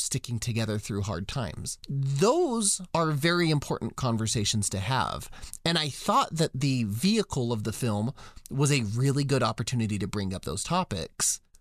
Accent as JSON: {"language": "English", "country": "United States", "said": "as an American boy"}